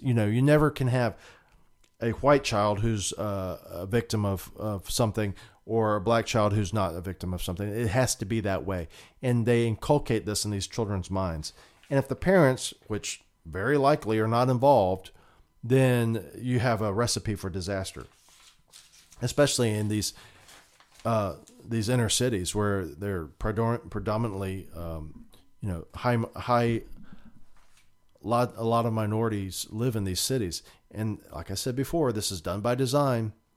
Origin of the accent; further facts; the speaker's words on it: United States; we as a American people